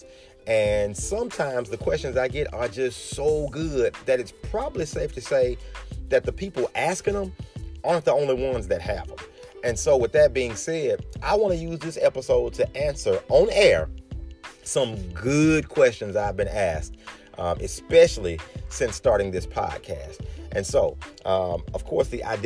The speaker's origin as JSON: {"language": "English", "town": "Birmingham", "region": "Alabama", "country": "United States", "tie": "born or raised there", "said": "my hometown, good old Birmingham, Alabama"}